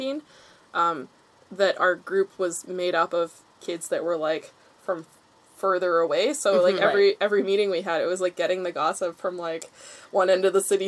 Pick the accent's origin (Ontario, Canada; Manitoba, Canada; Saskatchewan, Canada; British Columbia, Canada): British Columbia, Canada; North Shore; Forest knowledge is, like, Girl Guides and also just growing up on the North Shore.